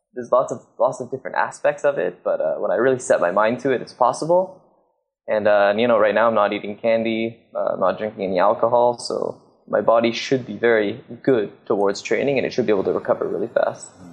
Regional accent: Squamish, British Columbia, Canada; I grew up in Squamish in Canada

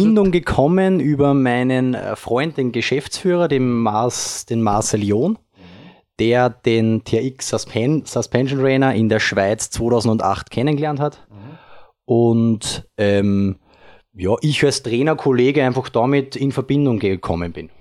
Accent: Upper Austria, Austria; ich als Oberösterreicher, äh, geboren dort

